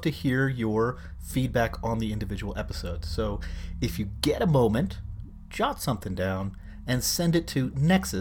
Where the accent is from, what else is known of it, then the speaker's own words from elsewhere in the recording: Philadelphia, Pennsylvania, United States; I grew up in Philadelphia in the 1970s, and Philly at that time was a very segregated city.